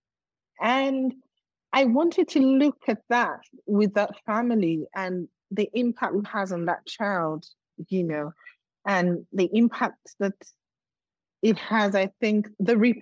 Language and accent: English; Nigeria; also born or lived in Lagos, Nigeria; my home state in Nigeria